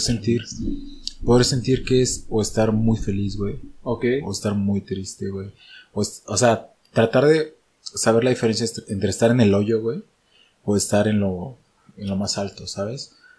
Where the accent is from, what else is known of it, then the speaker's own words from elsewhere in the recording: Oaxaca, Mexico; now in Mexico City, Mexico; desde que yo salí de Oaxaca